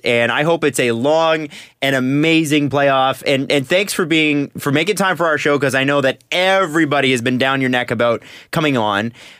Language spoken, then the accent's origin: English; Toronto, Ontario, Canada; I'm from Scarborough originally.